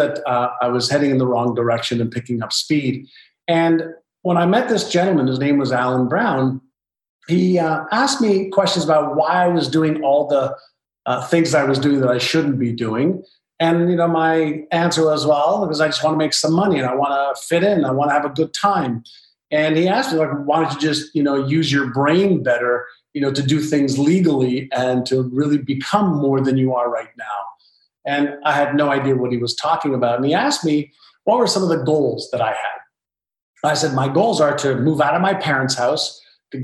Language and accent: English; Montreal, Quebec, Canada; English is a second language; also born or lived in Israel; when I moved from Israel to Montreal, Canada, I was just learning the Hebrew language as a 5-year-old